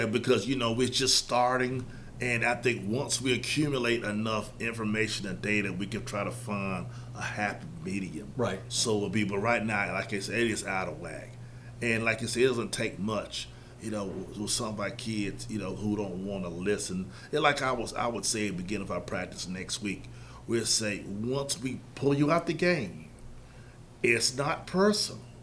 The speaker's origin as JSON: {"language": "English", "town": "Charlotte", "region": "North Carolina", "country": "United States", "tie": "born or raised there", "said": "I'm born and raised in Charlotte."}